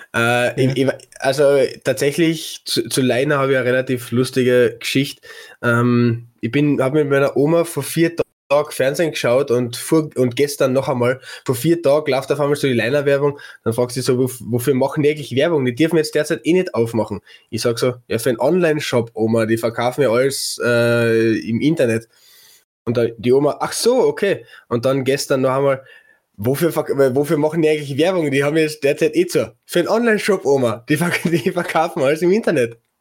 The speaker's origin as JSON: {"language": "German", "region": "Carinthia", "country": "Austria", "said": "Bei uns in Kärnten"}